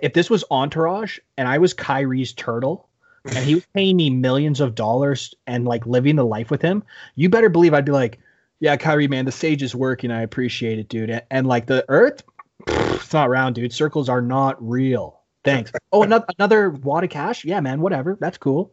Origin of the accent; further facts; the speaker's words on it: Canada; as a Canadian